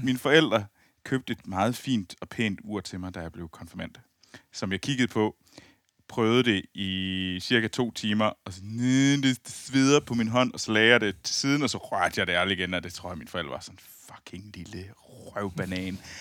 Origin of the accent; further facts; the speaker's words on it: near Skibild, Central Denmark Region, Denmark; moved away; Jeg sidder jo i mit gamle, i mit gamle værelse ja. øh, i, øh, i, i, lidt uden for Skibild, øh, hvor jeg voksede op